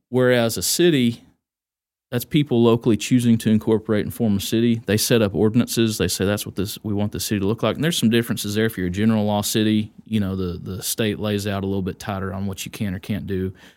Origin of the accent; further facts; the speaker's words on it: Chico, Texas, United States; born and raised in Wise County, uh, Chico kid, still live north of Chico